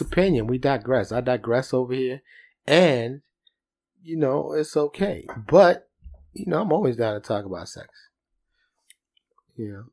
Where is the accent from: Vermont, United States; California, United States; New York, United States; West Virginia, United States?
New York, United States; I'm from New York